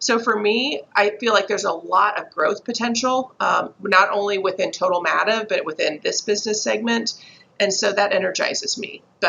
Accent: Texas, United States; accent: Southern; also born or lived in Chicago / New Jersey; Then I went to Texas and I was in Austin and Houston both. Then we had a quick little stint in New Jersey, which coming in as a Texan with a full out Southern accent was a little challenging

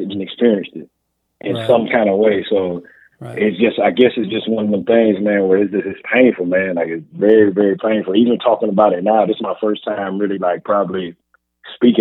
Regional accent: South Carolina, United States; In my town, you know, I grew up in Paisley, South Carolina

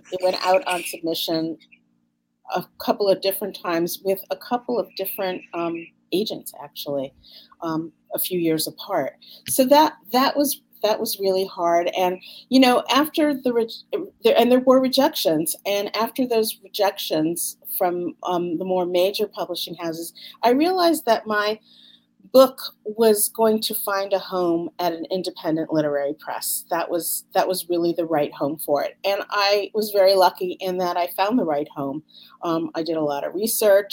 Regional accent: Connecticut, United States; we grew up in Connecticut

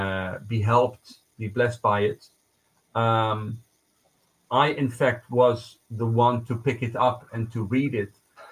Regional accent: Israel; now in Netherlands; growing up in Israel as a secular Jew in a kibbutz.

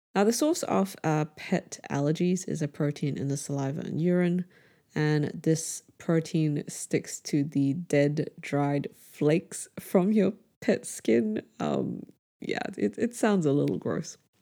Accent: Brunei; born or raised there

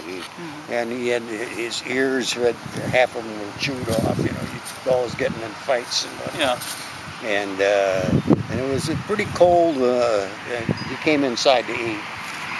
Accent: Carpentersville, Illinois, United States; English is a second language; we lived in this small town, Carpentersville

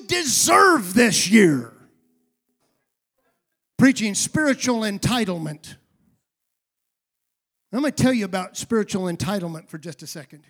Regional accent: United States; also born or lived in California

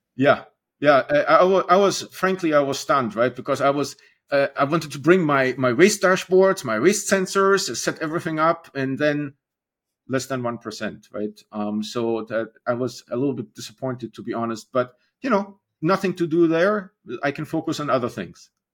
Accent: Germany; moved away as an adult; now in United States; I'm originally from Germany. Um, I came on internship to the United States and then got married and, uh, decided to stay.

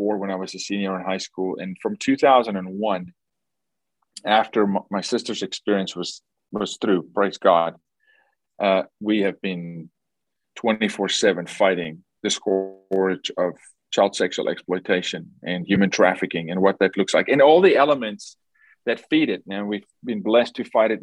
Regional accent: South Africa; Born and raised in South Africa by a single mom

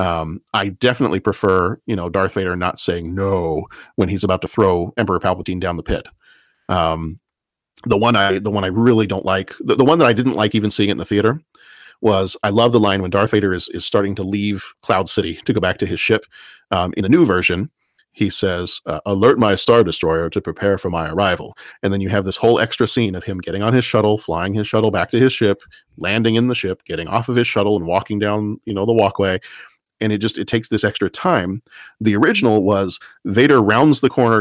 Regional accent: Texas, United States; growing up in Texas

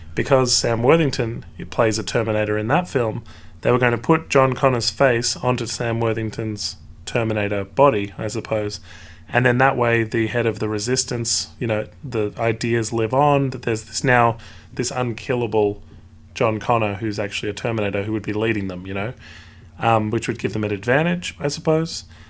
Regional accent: Australia; I as well am Australian

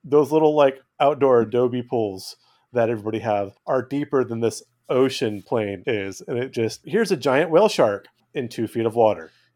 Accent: California, United States; I grew up in California, not terribly far from Sierra National Park.

